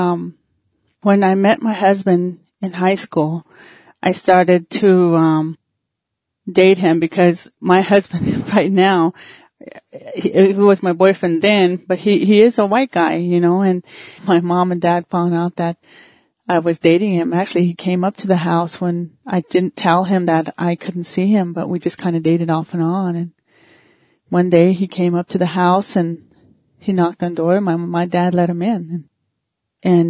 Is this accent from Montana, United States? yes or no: no; Thunder Butte, South Dakota, United States; also born or lived in Dupree, South Dakota; When I was a little girl, we grew up in a little Indian village down in Thunder Butte